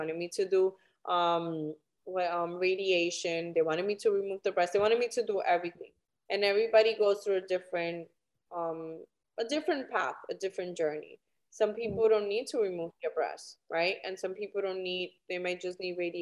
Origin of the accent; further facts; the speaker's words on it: New York City, New York, United States; I am originally from New York City